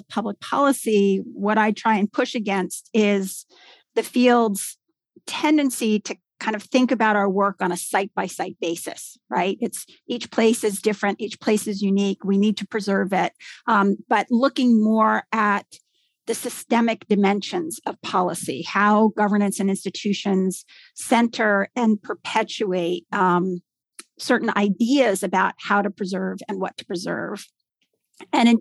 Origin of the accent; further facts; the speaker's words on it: New Jersey, United States; also born or lived in New York City; I grew up in New Jersey, yes. And I actually live in New Jersey now.